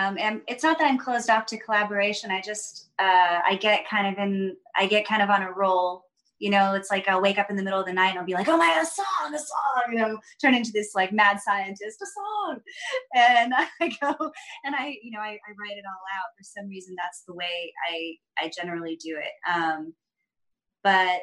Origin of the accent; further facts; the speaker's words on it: Parkersburg, West Virginia, United States; moved away; I was born in Parkersburg, West Virginia